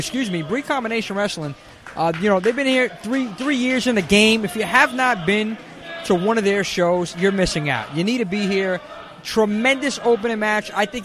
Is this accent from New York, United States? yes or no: yes; New York City, New York, United States; I'm from the Bronx